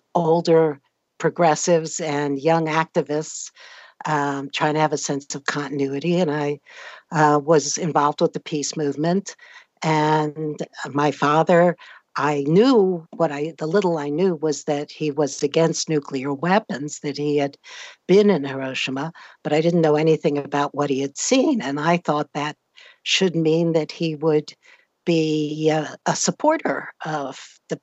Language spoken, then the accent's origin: English; New York City, New York, United States; I grew up in Manhattan, as my father had done before me.